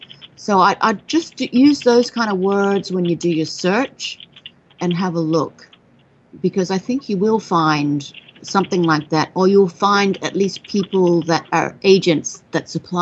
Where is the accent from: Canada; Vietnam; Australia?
Australia; I mean, you know, I'm Australian, so I love that you want to go there.